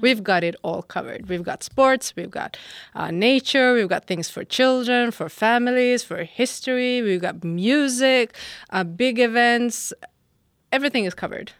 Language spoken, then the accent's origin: English; Norrköping, Östergötland, Sweden; I'm from Norrköping.